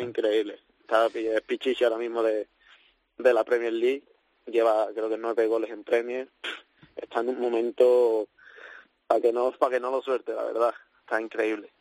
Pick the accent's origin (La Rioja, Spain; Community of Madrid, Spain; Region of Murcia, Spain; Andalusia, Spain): Andalusia, Spain; Seville; moved away as an adult; now in Liverpool, United Kingdom; vuelvo a mi casa, mi ciudad